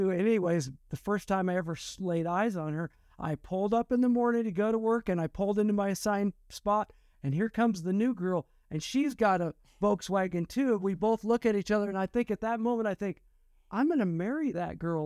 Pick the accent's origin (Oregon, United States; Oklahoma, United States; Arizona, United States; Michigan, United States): Oregon, United States; Estacada; I grew up on Mount Hood, uh, in a town called Estacada.